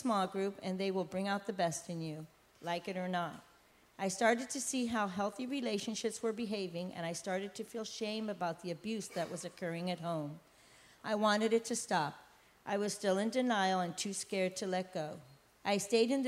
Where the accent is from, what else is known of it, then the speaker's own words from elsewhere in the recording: Puerto Rico; also born or lived in San Francisco, California, United States; I was born in San Francisco, and at the age of 8, my mother and father got divorced, forcing me to move with my mother and siblings to Puerto Rico.